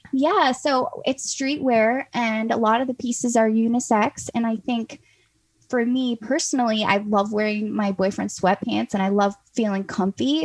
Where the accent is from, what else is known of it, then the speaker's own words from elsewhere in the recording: North Carolina, United States; I grew up in North Carolina on a farm